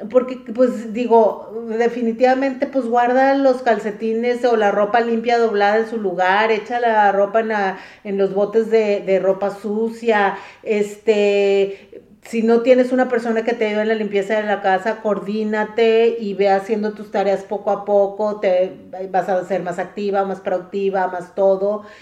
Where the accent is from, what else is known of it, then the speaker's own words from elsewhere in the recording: Mexico; now in United States; Cuando yo me vine a vivir aquí de México, aquí a Estados Unidos